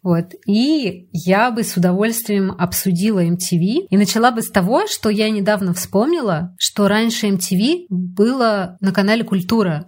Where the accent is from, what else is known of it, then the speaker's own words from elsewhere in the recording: Moscow, Russia; also born or lived in Balashikha, Moscow Oblast; я росла на Пушкинской и Маяковской